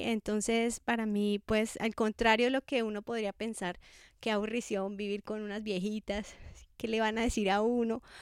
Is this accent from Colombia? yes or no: yes; Bogotá, Colombia; moved away as an adult; also born or lived in Scotland; now in Cali, Colombia; soy de Bogotá